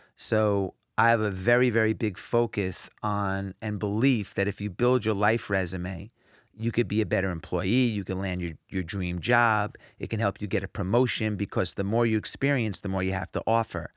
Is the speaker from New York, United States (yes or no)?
yes; New York, United States; I grew up in New York